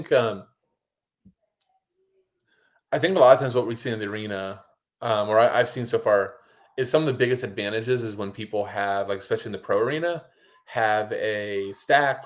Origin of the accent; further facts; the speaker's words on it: United States; we're American